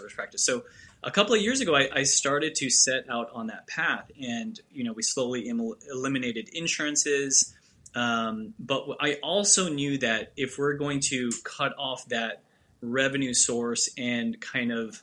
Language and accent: English; Houston, Texas, United States; also born or lived in New York; I was born in New York, and then when I was 2 years old, we moved to Texas, to Houston.